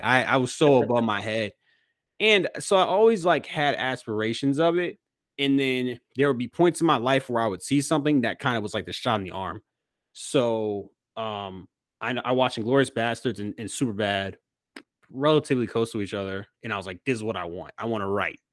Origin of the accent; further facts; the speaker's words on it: Manassas, Virginia, United States; moved away; I grew up in Manassas, Virginia